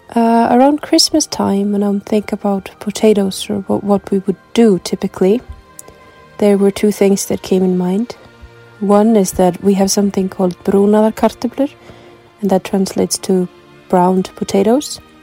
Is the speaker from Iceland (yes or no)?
yes; Reykjavik, Capital Region, Iceland; I come from Reykjavik, Iceland.